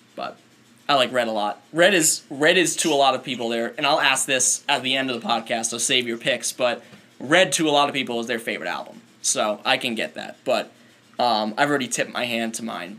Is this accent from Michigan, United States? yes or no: no; Rhode Island, United States; everybody knows I love my home state